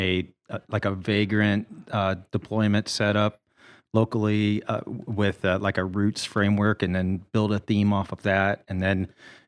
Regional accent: Bryan, Ohio, United States; moved away as an adult; also born or lived in Bowling Green / Cleveland / St. Louis / Kansas City; near Bryan, Ohio, and went to school in Bowling Green

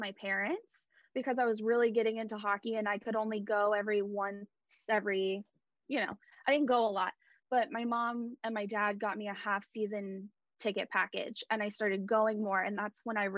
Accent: California, United States; I'm this girl from California

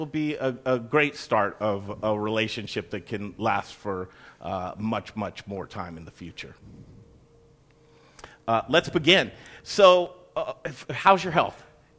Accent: Cherry Creek, Colorado, United States; I'm a native. I grew up in Cherry Creek, Colorado. I still live there right now.

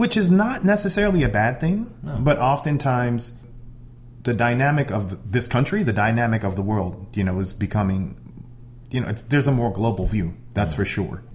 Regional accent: outside of Chicago, Illinois, United States; also born or lived in Detroit, Michigan; I was born in Detroit. My family moved when I was younger, maybe right. 2 or 3. Then we moved outside of Chicago. Growing up in the Midwest

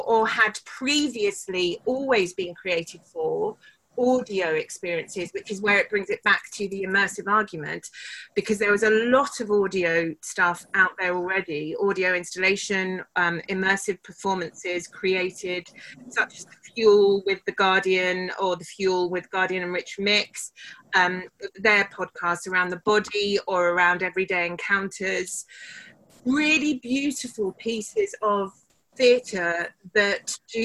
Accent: United Kingdom; we're British

